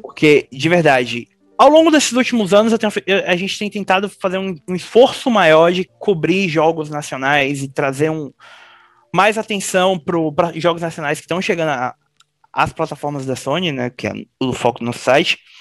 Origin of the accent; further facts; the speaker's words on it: Bahia, Brazil; eu sou baiano